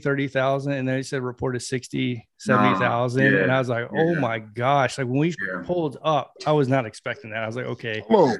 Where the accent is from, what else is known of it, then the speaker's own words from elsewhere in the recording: Anniston, Alabama, United States; moved away as an adult; also born or lived in Panama City, Florida; now in San Antonio, United States; I'm from Anniston, Alabama.